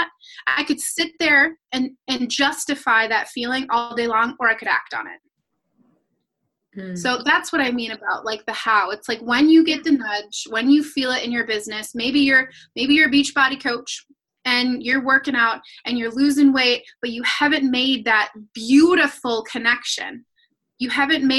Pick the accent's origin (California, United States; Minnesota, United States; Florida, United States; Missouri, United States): Minnesota, United States; I'm from Minnesota, land of 10,000 lakes